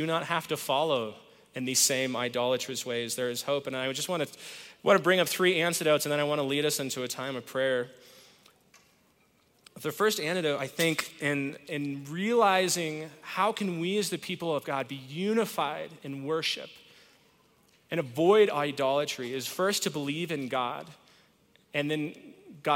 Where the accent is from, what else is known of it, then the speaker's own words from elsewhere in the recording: Whittier, California, United States; now in Colorado, United States; I was born in California, in East LA, in a mighty suburb called Whittier